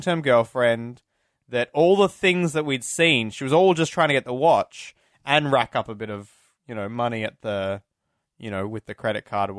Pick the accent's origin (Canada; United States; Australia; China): Australia; Because we're Australian.